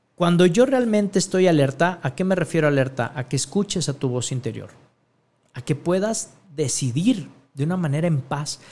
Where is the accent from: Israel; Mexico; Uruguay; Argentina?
Mexico; Guadalajara, Jalisco; en mi tierra, aquí en Guadalajara, Jalisco, México